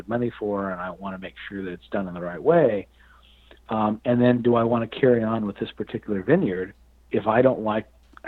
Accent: Fresno, California, United States; I was born in Fresno, California

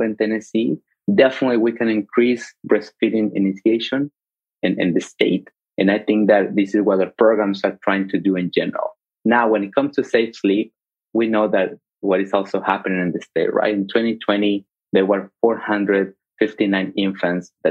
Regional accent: Mexico; now in United States; I grew up in Mexico

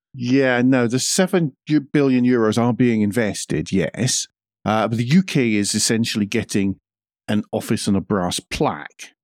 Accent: Scotland, United Kingdom; I'm Scottish.

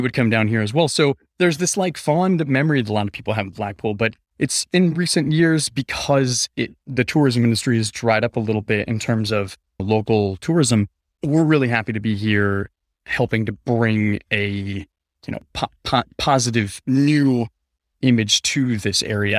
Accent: Denver, Colorado, United States; also born or lived in Phoenix, Arizona; I was born in Denver, Colorado, but I kinda grew up between Phoenix, Arizona, and Denver, Colorado

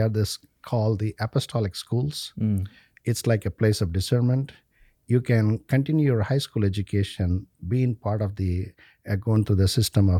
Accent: India; English is a second language; and the confirmation on the same day by an archbishop of our native home diocese in India.

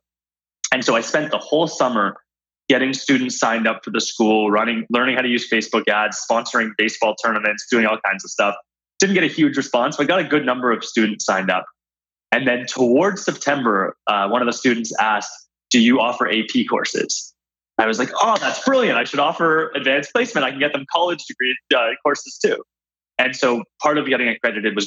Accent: Toronto, Ontario, Canada; I grew up in Canada

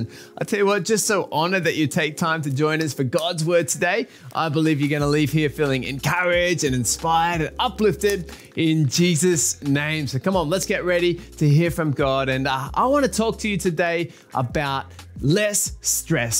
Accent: Australia; I'm from Australia.

